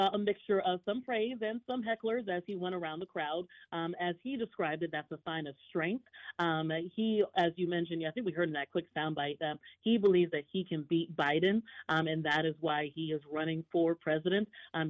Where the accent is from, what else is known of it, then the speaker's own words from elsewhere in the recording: North Carolina, United States; I'm from North Carolina